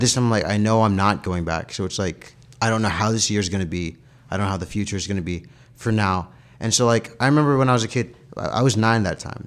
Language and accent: English; United States; also born or lived in Ghana; I was from America